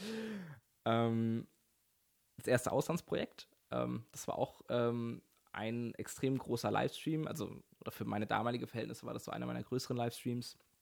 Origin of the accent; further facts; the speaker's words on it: Mannheim area, Baden-Württemberg, Germany; Ich komme so aus der Ecke Mannheim, bisschen außerhalb